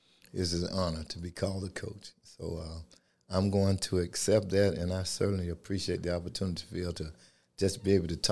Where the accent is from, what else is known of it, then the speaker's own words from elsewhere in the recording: LaGrange, Georgia, United States; Well, I was born in LaGrange, Georgia. Large family, attended Troop High School, lived out in the rural areas in Mountville, Georgia.